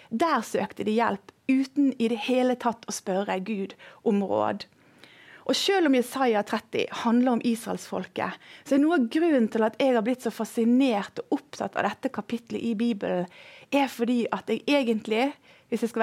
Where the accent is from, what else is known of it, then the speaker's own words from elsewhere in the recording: Indonesia; Jeg har vokst opp i Indonesia. Der jobbet mine foreldre som misjonærer. Og vi bodde langt, langt ute i en jungel.